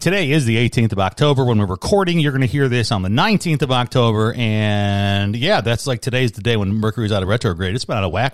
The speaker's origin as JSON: {"language": "English", "town": "Chicago", "region": "Illinois", "country": "United States", "tie": "born or raised there", "said": "I grew up in Chicago"}